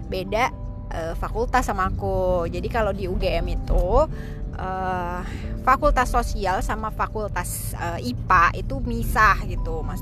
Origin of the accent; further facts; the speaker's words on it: Tangerang, Banten, Indonesia; karena si Aji ini juga dari Bogor terus aku juga dari Tangerang kan